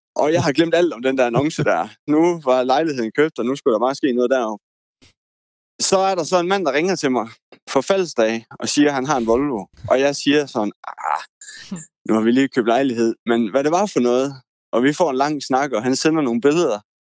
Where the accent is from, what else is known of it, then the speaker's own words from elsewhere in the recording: Denmark; jeg er jo jyde